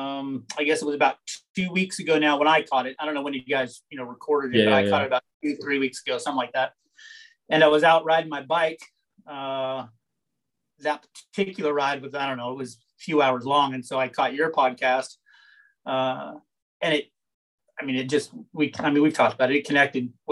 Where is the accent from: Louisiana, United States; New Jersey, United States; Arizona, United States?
Arizona, United States; Tucson; So growing up, I grew up here in Tucson, Arizona, which is where I'm at right now, my house